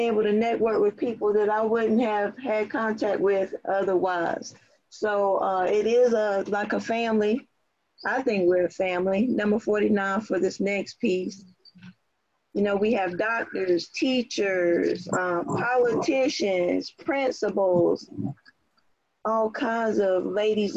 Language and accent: English; Southern Pines, North Carolina, United States; now in Kennesaw, United States; I was born and raised in Moore County as well, in Southern Pines, North Carolina. And I currently reside in Kennesaw.